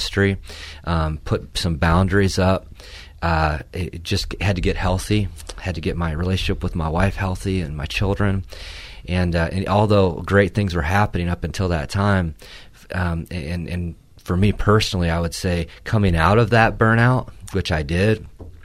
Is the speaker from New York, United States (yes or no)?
no; Port Huron, Michigan, United States; where I grew up in Port Huron